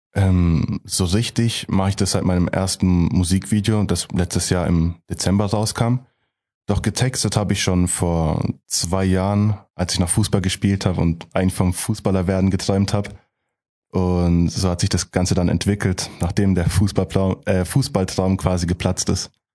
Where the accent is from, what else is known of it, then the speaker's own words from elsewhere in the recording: Gemmingen, Baden-Württemberg, Germany; Ich komme aus Gemmingen, ein Dorf, also im Prinzip aus Heilbronn